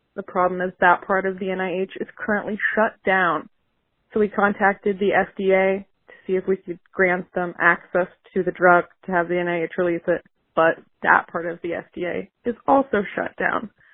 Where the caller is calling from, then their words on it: Iowa City, Iowa, United States; I'm calling from Iowa City, Iowa.